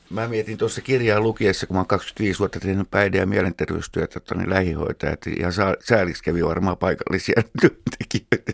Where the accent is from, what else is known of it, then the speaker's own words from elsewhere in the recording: Helsinki, Uusimaa, Finland; mä heilin lapsuuteni tuolla Munkkiniemi ja Haagan seuduilla